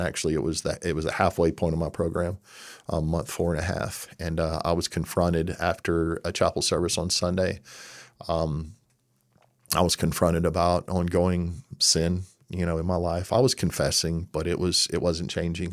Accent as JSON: {"language": "English", "region": "Texas", "country": "United States", "moved": "yes", "said": "I'm from Texas."}